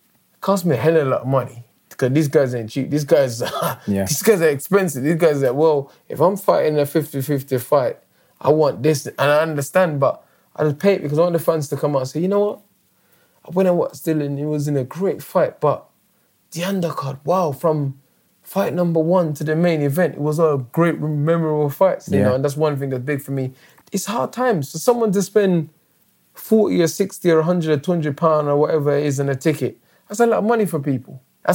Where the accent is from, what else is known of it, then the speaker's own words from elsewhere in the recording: London, United Kingdom; I'm British. Of course, I'm British and I'm London. Of course, I'm going to say London